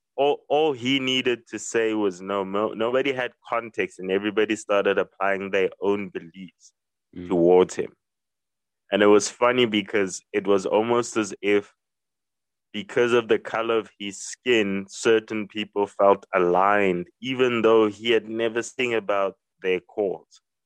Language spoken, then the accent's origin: English; South Africa; as a South African